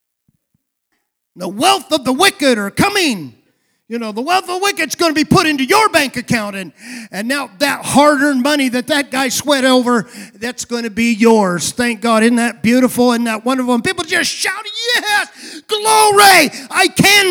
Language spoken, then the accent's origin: English; United States; also born or lived in California